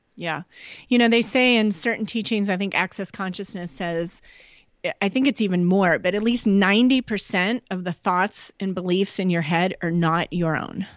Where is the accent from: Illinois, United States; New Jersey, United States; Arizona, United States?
Illinois, United States; Chicago; also born or lived in Nashville, Tennessee; now in Northeast Oregon, United States; grew up in Chicago